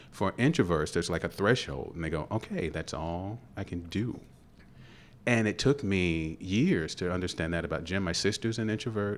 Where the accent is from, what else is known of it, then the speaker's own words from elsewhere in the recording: Louisville, Kentucky, United States; I grew up in Parkland, which is like twenty-second Street